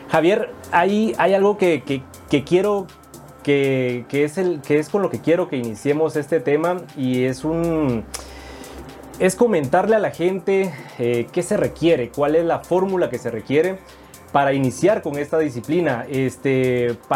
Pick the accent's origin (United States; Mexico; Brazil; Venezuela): Venezuela; moved away as an adult; now in Guatemala; Soy venezolano, soy chamo. Venezolano, venezolano.